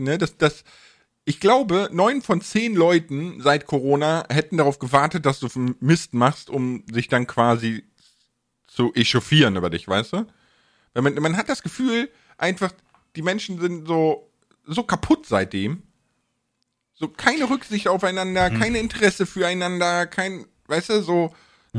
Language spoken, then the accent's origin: German; Bonn, North Rhine-Westphalia, Germany; ich komme ja aus Bonn